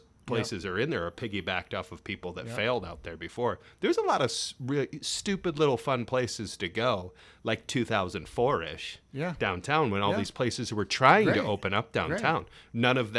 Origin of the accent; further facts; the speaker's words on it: Cleveland, Ohio, United States; also born or lived in Indiana; because although I'm from Cleveland, you know, like we lived in the suburbs. Right. And then when I lived in Indiana